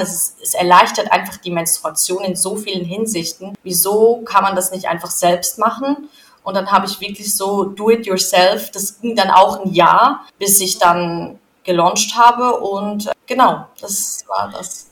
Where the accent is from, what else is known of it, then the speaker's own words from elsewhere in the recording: Switzerland; ich bin in der Schweiz aufgewachsen und da zur Schule gegangen